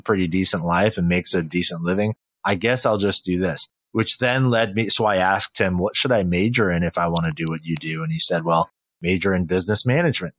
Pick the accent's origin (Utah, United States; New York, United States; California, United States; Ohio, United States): California, United States; also born or lived in Incheon, South Korea; My mother and I moved to California when I was really young